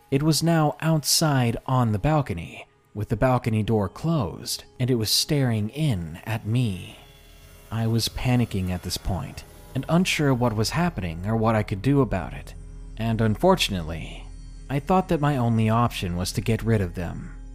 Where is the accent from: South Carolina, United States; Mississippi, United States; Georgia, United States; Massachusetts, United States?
Georgia, United States; I didn't want to go back to my home state of Georgia.